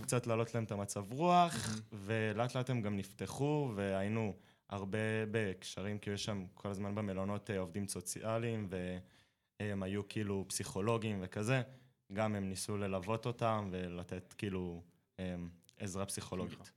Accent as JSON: {"language": "Hebrew", "town": "Eilat", "region": "Southern District", "country": "Israel", "said": "אז אני אילתי, ובאילת"}